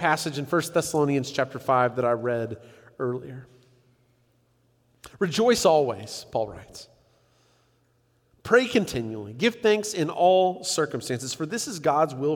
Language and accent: English; San Diego, California, United States; I grew up in San Diego